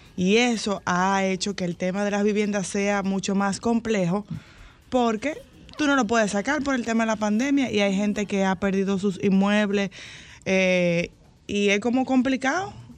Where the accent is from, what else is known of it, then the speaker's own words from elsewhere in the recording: Dominican Republic; nosotros como dominicanos